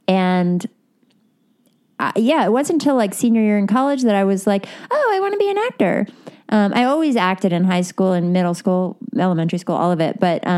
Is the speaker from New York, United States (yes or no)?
yes; Westchester County, New York, United States; moved away as an adult; now in Los Angeles, United States; Okay, so I moved to LA like 15 years ago from New York. I grew up in Westchester County, New York. And then I went to school in New York and then at Cornell upstate.